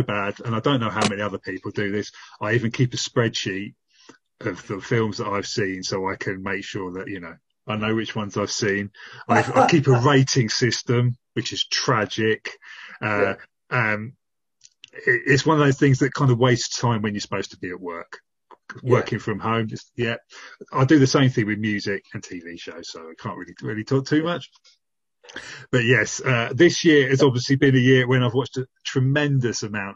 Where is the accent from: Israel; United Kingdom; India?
United Kingdom; Shoreham, Sussex, South East England; also from Sussex.